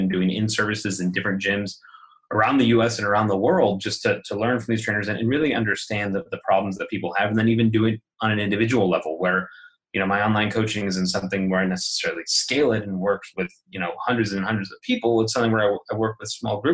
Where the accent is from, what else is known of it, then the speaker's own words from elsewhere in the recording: Chicago, Illinois, United States; moved away as an adult; also born or lived in Colorado; now in California, United States; I was born and raised in Chicago